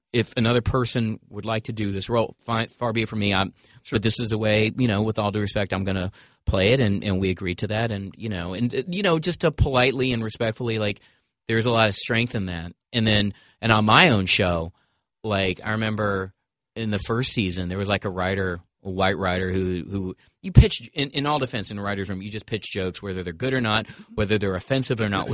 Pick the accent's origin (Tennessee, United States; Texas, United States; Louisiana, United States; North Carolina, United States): North Carolina, United States; Greensboro; I grew up in Greensboro, North Carolina